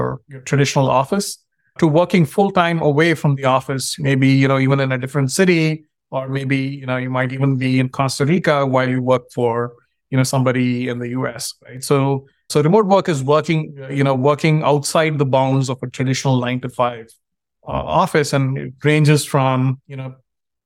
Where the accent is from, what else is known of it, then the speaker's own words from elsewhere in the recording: India; now in United States; I grew up in India, and when I moved to the US